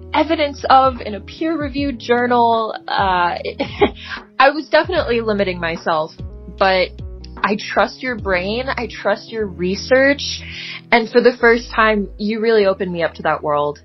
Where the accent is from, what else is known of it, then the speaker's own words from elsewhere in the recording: Texas, United States; I'm a submarine from Texas.